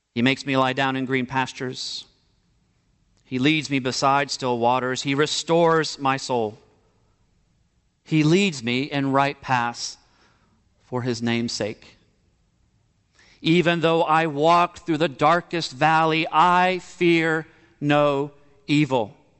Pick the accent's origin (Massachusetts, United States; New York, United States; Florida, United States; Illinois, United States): Florida, United States; Miami; moved away; growing up in Miami, Florida